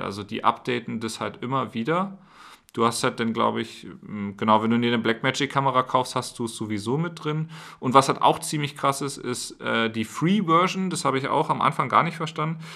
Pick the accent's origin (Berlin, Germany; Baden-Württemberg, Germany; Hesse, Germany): Berlin, Germany; moved away; ich komme ja aus Berlin und habe schon an, an vielen, also an einigen Orten Deutschlands gelebt